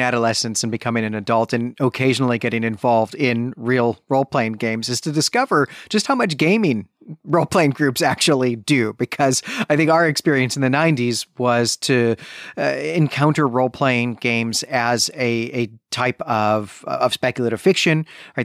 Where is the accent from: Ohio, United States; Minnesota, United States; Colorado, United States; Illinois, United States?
Illinois, United States; Chicago; growing up in Chicagoland in the nineteen nineties